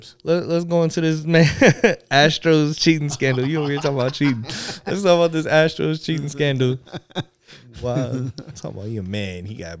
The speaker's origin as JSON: {"language": "English", "town": "Las Vegas", "region": "Nevada", "country": "United States", "tie": "born there", "said": "I was born in Vegas."}